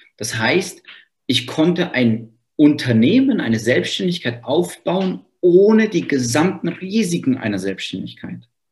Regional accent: Freudenstadt, Baden-Württemberg, Germany; ich komme aus Freudenstadt. Das ist ein kleines Dörfchen

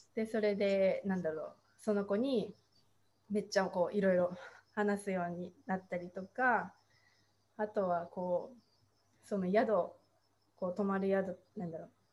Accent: rural Tochigi Prefecture, Japan; first language Japanese; also born or lived in Oregon, United States / Taiwan; 栃木県の田舎で別にその宇都宮とか都会っていうわけじゃないので

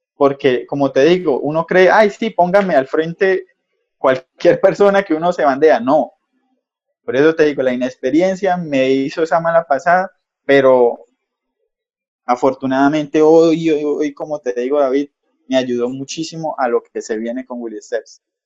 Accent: Cúcuta, Norte de Santander, Colombia; como buen cucuteño, zapateros de aquí norte santanderianos

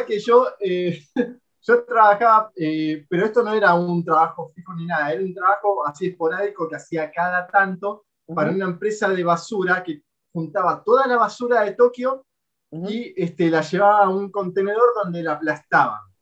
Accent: Argentina; now in Japan; yo que vengo de Latinoamérica, Argentina, yo estoy acostumbrado a, allá a escuchar tiroteos en la calle

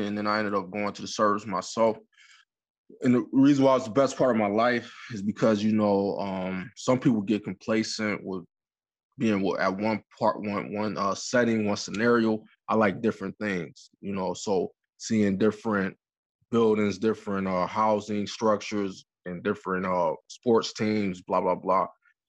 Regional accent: Detroit, Michigan, United States; also born or lived in New York; now in Canada; Currently, I'm in Canada, but I was born and raised in Detroit, Michigan, but I moved around a lot due to my father being in the military, so I'm a little bit from everywhere.

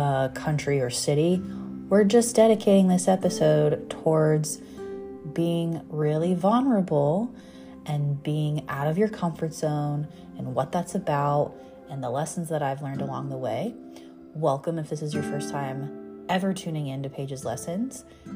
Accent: United States; also born or lived in Laguna Beach, California; I'm from the States

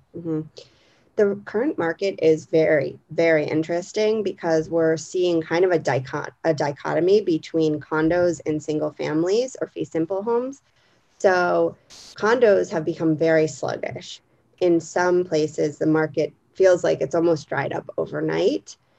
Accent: Pennsylvania, United States; moved away as an adult; also born or lived in Arlington; now in Washington, DC, United States; I grew up in Pennsylvania

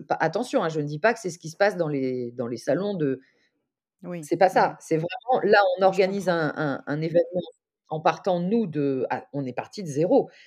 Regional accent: Lyon, Auvergne-Rhône-Alpes, France; je suis lyonnaise

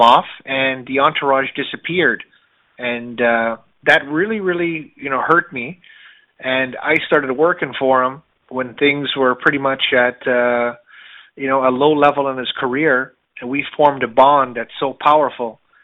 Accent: Canada; I was born in Canada, but my mother's from the Caribbean

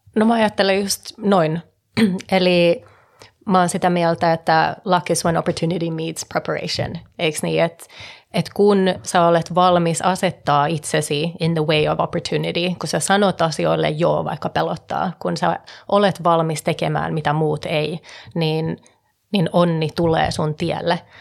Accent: Stockholm, Stockholm County, Sweden; moved away; also born or lived in Finland / California / Hong Kong; syntynyt Suomessa ja kasvanut Tukholmassa

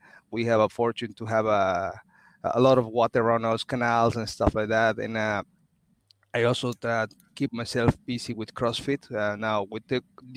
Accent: Mexico; moved away as an adult; also born or lived in Canada / Sweden / Paris, France / Netherlands; I'm originally from Mexico, and I'm an industrial engineer

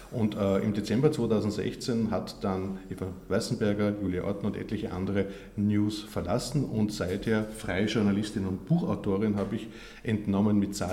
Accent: Vienna / Vorarlberg, Austria; Aber geboren in Wien, aufgewachsen auch in Vorarlberg, ist mir immer wichtig.

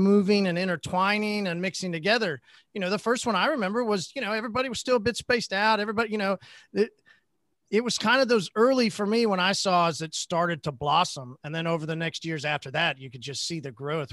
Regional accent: Oklahoma, United States; I'm from Oklahoma

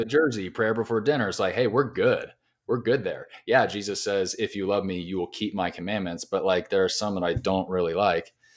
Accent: Southern California, United States; moved away as an adult; now in Nashville, United States; I'm originally from Southern California. I moved to Nashville about five and a half years ago

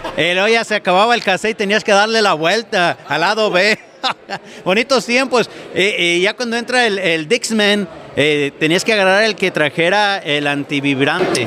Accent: Jalisco, Mexico; now in Oregon, United States; yo soy de Jalisco.

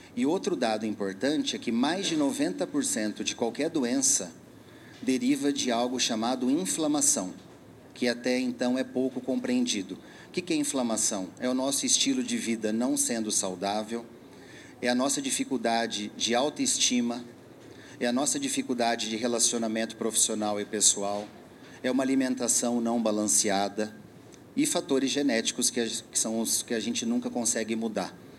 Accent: São Paulo, Brazil; eu sou aqui de São Paulo, sou médico.

